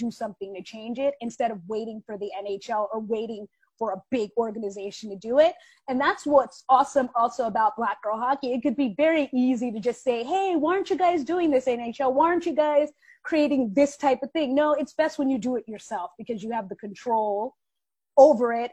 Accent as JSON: {"language": "English", "town": "Washington", "region": "District of Columbia", "country": "United States", "tie": "born or raised there", "also_born_or_lived": "New York", "moved": "as an adult", "said": "I was born and raised in Southwest DC"}